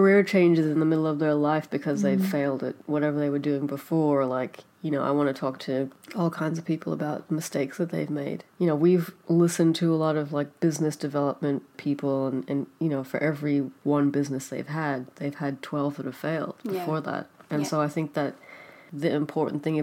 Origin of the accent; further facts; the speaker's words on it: New York, United States; moved away as an adult; now in Melbourne, Australia; I'm from New York